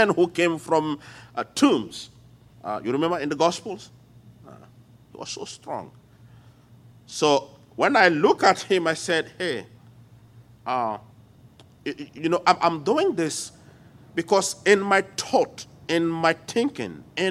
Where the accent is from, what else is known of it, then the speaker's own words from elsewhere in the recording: Lomé, Maritime, Togo; accent: French; English is a second language; moved away as an adult; also born or lived in United States; now in Lomé, Togo; One day I was teaching in my hometown, Lome